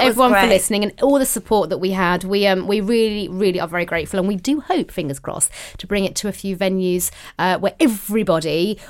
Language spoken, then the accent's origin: English; Cheshunt, East of England, United Kingdom; We're from Chesant.